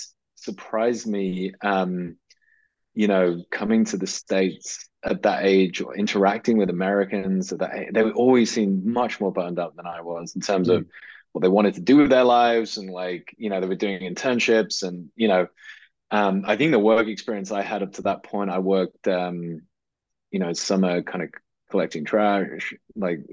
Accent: just outside Liverpool, North West England, United Kingdom; I grew up in the northwest of England, just outside Liverpool

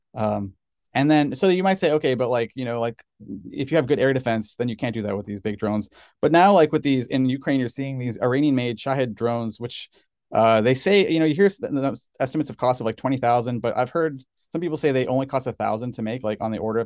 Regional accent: Canada; now in United States; I'm Canadian, but I got citizenship

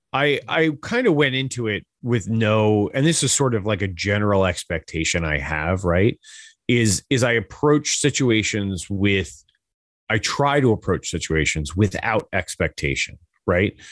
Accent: Hudson Valley, New York, United States; I'm from New York, uh, from the Hudson Valley area

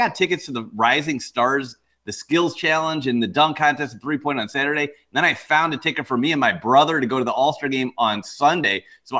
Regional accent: Cleveland, Ohio, United States; I came into Cleveland, my hometown, so I'm from Cleveland

